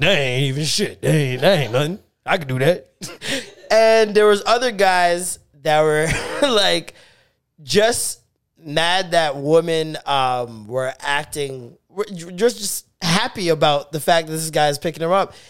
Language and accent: English; Jamaica; I am Jamaican